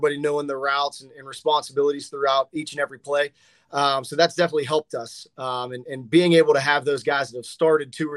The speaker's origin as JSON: {"language": "English", "area": "Blackhawk", "region": "Pennsylvania", "country": "United States", "tie": "born or raised there", "said": "Growing up in Blackhawk"}